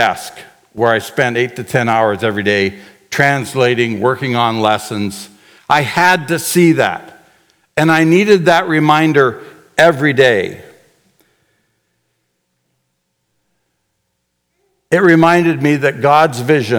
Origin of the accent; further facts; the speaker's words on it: Canada; moved away as an adult; also born or lived in Chaco, Paraguay; As a Canadian boy